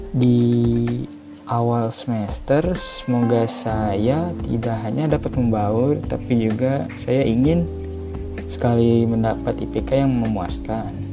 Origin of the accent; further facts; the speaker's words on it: Kampung Serdangkuring, Way Kanan Regency, Lampung, Indonesia; Saya berasal dari Lampung yang tepatnya berada di Kampung Serdangkuring, Kabupaten Waikanan